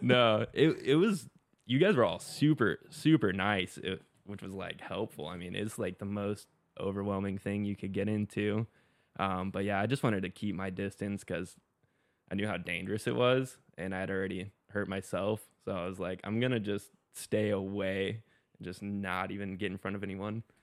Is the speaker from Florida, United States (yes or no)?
yes; Pensacola Beach, Florida, United States; also born or lived in Colorado; now in Jacksonville Beach, United States; grew up in Florida. Um, started surfing when I was seven, same time I started skating. Unfortunately, I grew up in Pensacola Beach